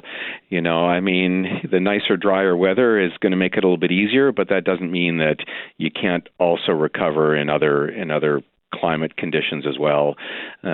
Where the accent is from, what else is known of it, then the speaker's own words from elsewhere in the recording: Saskatchewan, Canada; moved away; I actually was born and raised in Saskatchewan, so I'm well aware of cold Canadian prairie winters